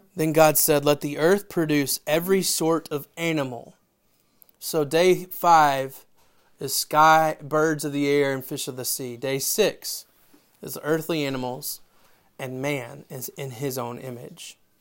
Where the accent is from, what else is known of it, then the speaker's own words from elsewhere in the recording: Memphis, Tennessee, United States; I'm from Memphis